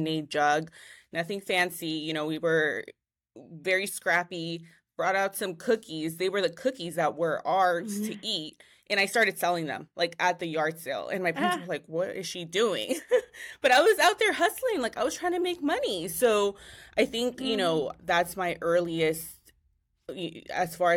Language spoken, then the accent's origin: English; Richmond, California, United States; I grew up in Richmond, California.